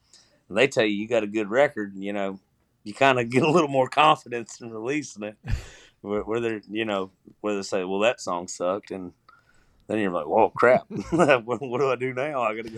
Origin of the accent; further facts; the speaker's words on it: Georgia, United States; also born or lived in Kentucky; And I'm originally from Georgia. So I thought it was cool there because I spent a lot of summers in Georgia bouncing back and forth from Kentucky and Georgia back and forth.